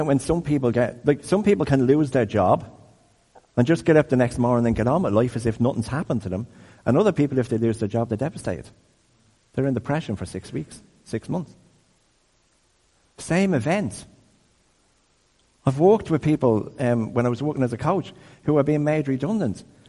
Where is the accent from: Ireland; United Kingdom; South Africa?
Ireland; Dublin, Leinster; I grew up in Crumlin